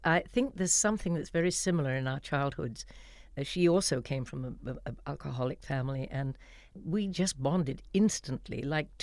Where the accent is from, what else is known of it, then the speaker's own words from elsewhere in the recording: Walton-on-Thames, South East England, United Kingdom; moved away as an adult; also born or lived in Los Angeles; in my hometown in Walton-on-Thames